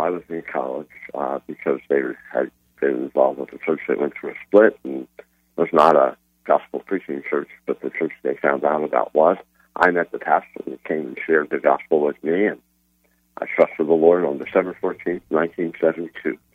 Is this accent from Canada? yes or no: no; Philadelphia, Pennsylvania, United States; moved away as an adult; now in Orlando, United States; I was born in Philadelphia.